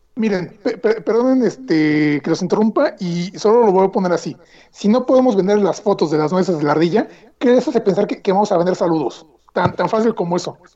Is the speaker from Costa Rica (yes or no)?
no; Mexico; nosotros como mexicanos